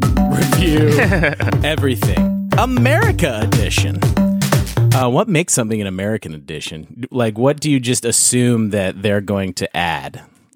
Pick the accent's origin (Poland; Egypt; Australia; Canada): Canada; now in United States; I'm Canadian